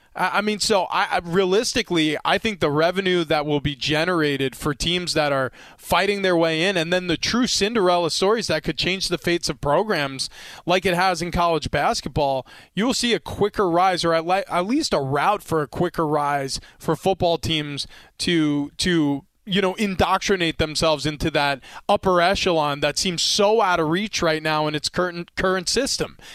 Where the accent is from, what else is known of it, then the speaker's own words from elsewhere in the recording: New York, United States; I grew up in the Northeast. New York winters were long